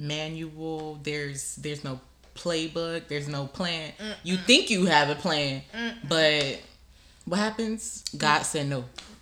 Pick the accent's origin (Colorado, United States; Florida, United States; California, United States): Florida, United States; Pembroke Pines; I'm 23 years old. I was born and raised in, I guess, Miami, Florida, to people who are not from here. If you're from Miami, I was born and raised in Pembroke Pines.